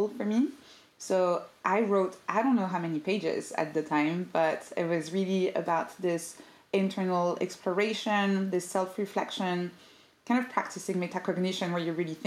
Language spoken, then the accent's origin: English; Paris, Île-de-France, France; now in London, United Kingdom; I'm originally from Paris